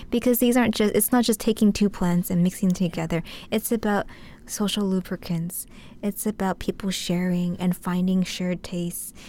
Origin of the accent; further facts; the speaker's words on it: United States; growing up in the States